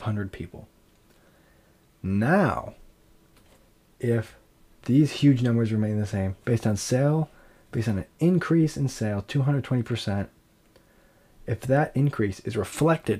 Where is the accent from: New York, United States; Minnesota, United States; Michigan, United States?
Michigan, United States; Saline; this year I was brought on to my hometown festival called the Celine Celtic Festival